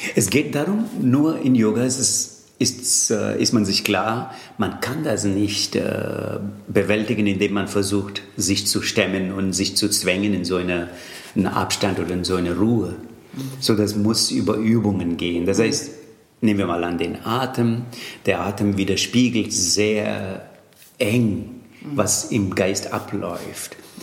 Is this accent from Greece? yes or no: no; Tamil Nadu, India; first language Tamil; German is a second language; now in Germany; Allerdings komme ich aus äh, Tamil Nadu.